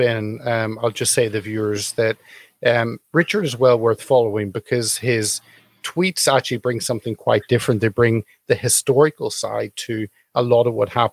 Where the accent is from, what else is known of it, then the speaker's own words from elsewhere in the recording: United Kingdom; as a Brit